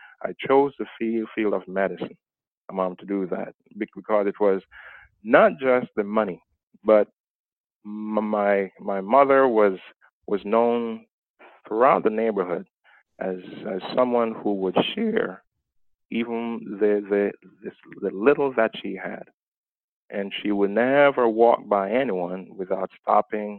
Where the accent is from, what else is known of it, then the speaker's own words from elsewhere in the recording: Jamaica; moved away; my background is that I was born in Jamaica.